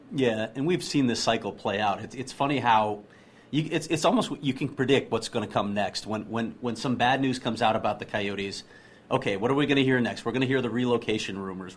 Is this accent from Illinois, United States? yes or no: yes; Chicago, Illinois, United States; I grew up in Chicago